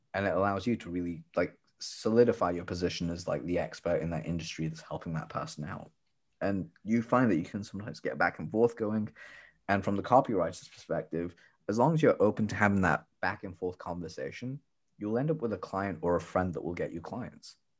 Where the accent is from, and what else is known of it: United Kingdom